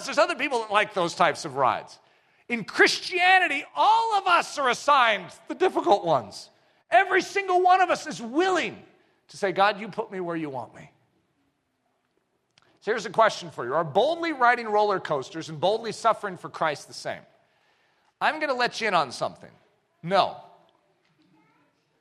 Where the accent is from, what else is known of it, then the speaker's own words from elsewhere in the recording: United States; I'm from America